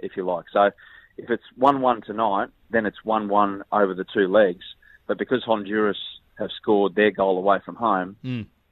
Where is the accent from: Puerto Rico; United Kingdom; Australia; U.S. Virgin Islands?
Australia; we, as Australian footballers, used to travel because we're stuck down here